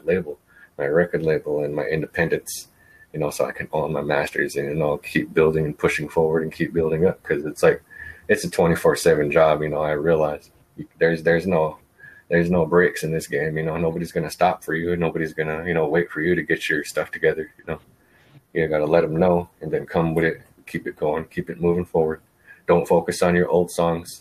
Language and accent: English; Winnebago Reservation, Nebraska, United States; I'm from the reservation